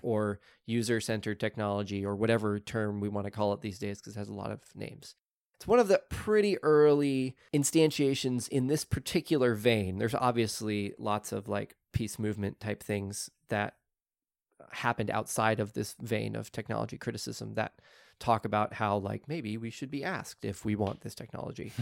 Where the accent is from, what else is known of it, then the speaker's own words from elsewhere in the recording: Oklahoma, United States; I grew up in Oklahoma where people dumped in rivers all the time